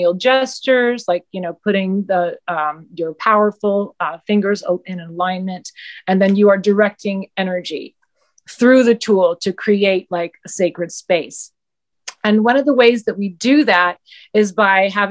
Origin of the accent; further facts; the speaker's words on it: Southeast, United States; moved away as an adult; also born or lived in New York City; I grew up in the Southeast